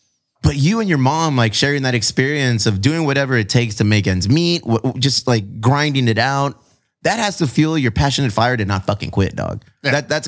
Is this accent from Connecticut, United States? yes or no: yes; Connecticut, United States; I grew up in Connecticut and I went to fucking Bristol